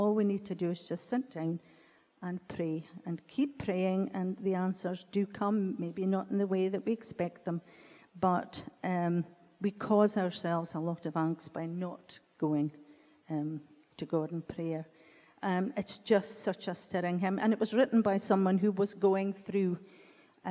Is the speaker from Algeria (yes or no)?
no; Ellon, Scotland, United Kingdom; we grew up in that church, although I was born in Ellen, came to school in Ellen